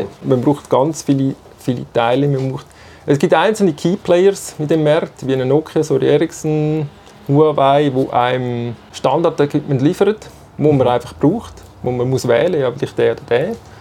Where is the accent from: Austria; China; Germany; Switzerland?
Switzerland; Zurich; Ich bin äh, in Zürich aufgewachsen, in der Nähe vom Radiostudio, vom, Nähe vom Bucheckplatz